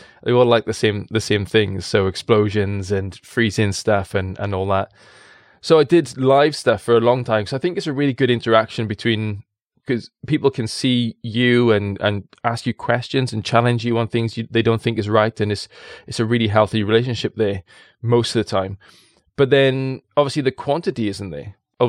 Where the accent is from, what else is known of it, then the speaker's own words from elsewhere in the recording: Wales, United Kingdom; People in the valleys, I'm in Caerphilly, just north of it, and it's a language made of mumbles, and I love it. Born and bred in the valleys in a coal mining town.